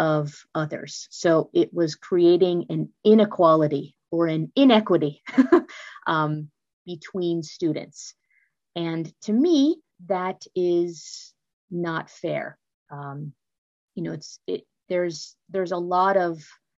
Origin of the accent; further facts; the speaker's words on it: California, United States; moved away as an adult; also born or lived in Maryland / Washington, D.C.; now in Florida, United States; I'm originally from the California area